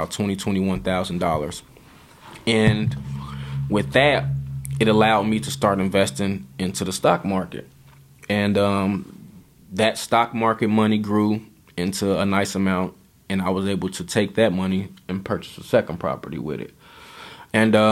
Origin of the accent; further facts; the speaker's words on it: Chicago, Illinois, United States; the way that I grew up thinking in Chicago and the way that my mind was trained in Chicago